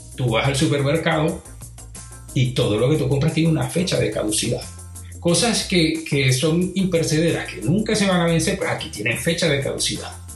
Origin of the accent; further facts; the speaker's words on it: Venezuela; moved away; also born or lived in Europe; en Venezuela, de donde yo vengo